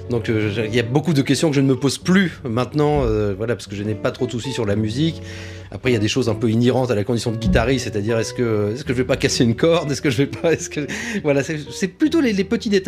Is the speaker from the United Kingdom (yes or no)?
yes; England, United Kingdom; born there; moi je suis né en Angleterre, et euh, ma mère était, vraiment anglophile et on a grandi dans cette culture.